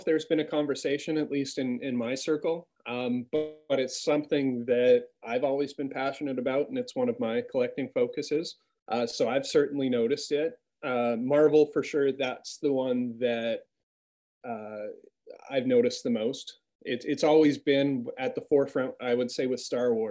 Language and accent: English; Canada